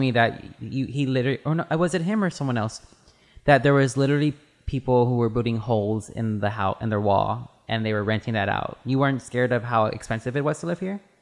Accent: Baytown, Texas, United States; moved away; I'm not from Austin. I'm from, um, Bay, from Baytown

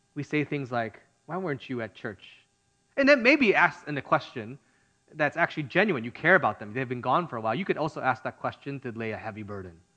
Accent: Midwest, United States; now in California, United States; I grew up in the Midwest

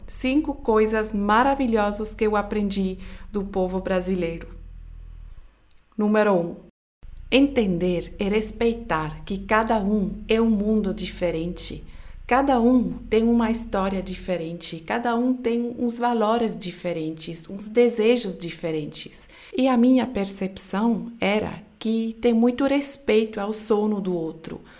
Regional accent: Switzerland; Portuguese is a second language; now in Brazil; No meu país, onde eu nasci, na Suíça

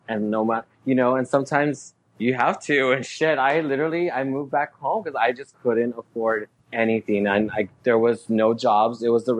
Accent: Texas, United States; Growing up in Texas. Oh my God. Well, my family's from Mexico. From Mexico. Mm-hmm. So I was raised Mexicana, Latina.

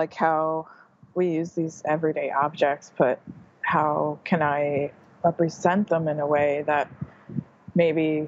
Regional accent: New Jersey, United States; moved away as an adult; also born or lived in Hampton, New Jersey; now in Bloomington-Normal, United States; I was born and raised in New Jersey, and I moved around a lot when I was younger and ended up in Hampton, New Jersey

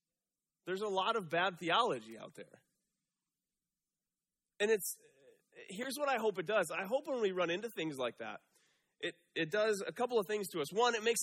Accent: Michigan, United States; moved away as an adult; Right out of college, I moved out here from Michigan.

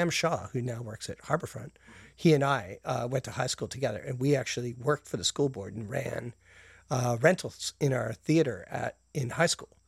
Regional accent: Calgary, Alberta, Canada; also born or lived in Brampton, Ontario; now in Toronto, Canada; Uh, I was born in Brampton. What? I know, exotic. Uh, and but I was raised in Calgary.

